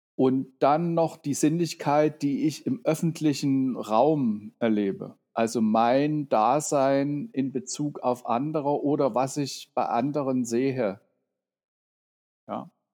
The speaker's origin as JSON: {"language": "German", "town": "Dresden", "region": "Saxony", "country": "Germany", "tie": "born or raised there", "moved": "as an adult", "lives_now": "Berlin, Germany", "said": "Ich bin in Dresden aufgewachsen und 89 eben hierher, wie man damals sagte, ausgereist"}